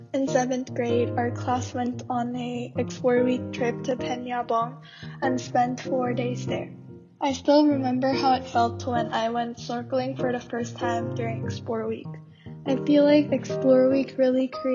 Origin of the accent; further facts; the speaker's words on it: South Korea; now in Malaysia; my hometown in Korea